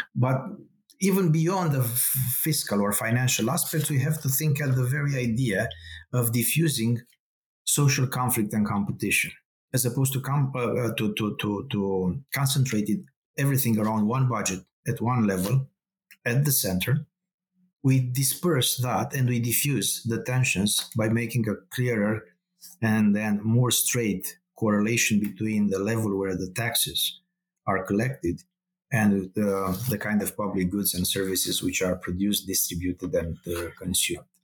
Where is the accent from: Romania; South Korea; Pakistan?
Romania; accent: Romanian; moved away; I am originally from Eastern Europe. This is a Romanian accent. So I grew up during the communist uh, regime.